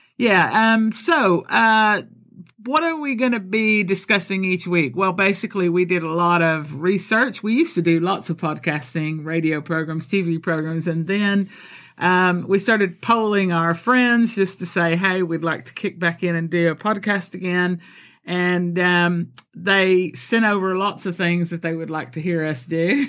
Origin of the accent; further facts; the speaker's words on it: Colombia; first language Spanish and English; also born or lived in Texas; now in United Kingdom; I'm born in Texas, but I was raised in Colombia, South America